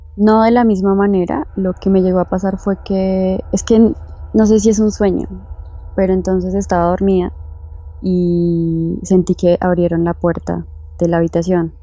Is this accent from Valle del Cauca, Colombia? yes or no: no; Bogotá, Colombia; Soy de Bogotá, Colombia.